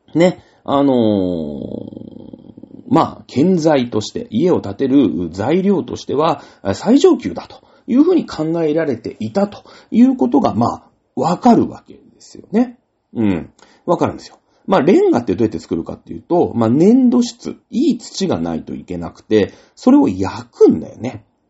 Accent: Izunokuni, Shizuoka, Japan; moved away; 僕の田舎でね、えー、伊豆ニラ山っていうところある

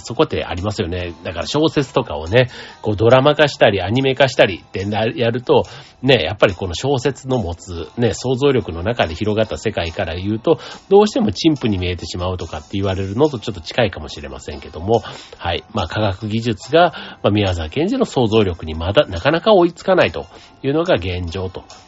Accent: Osaka, Japan; moved away as an adult; now in Funabashi, Japan; 出身大阪

